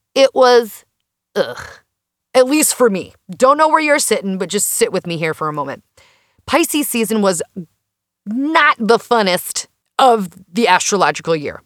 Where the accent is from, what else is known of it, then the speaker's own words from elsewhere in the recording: Minnesota, United States; As a Minnesotan